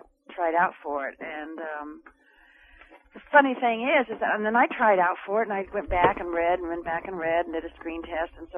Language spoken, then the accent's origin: English; Los Angeles, California, United States; also born or lived in New York; I was born in Hollywood, and we traveled